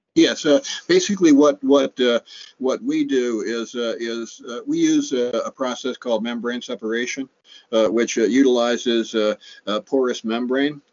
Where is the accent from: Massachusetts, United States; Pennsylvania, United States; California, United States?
Massachusetts, United States; Cape Cod; I'm a native Cape Codder. I was born uh, at the Cape Cod Hospital, uh, just uh, a few yards from where I, I grew up on Lewis Bay